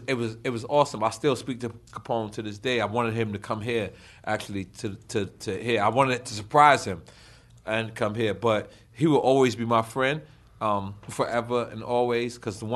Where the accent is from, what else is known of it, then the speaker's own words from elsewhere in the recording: New York City, New York, United States; I'm from Queens, from Left Rack City.